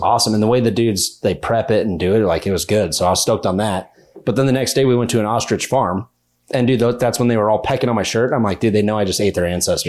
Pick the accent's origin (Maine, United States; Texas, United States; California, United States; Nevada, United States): Nevada, United States; Minden; I'm from Minden, Nevada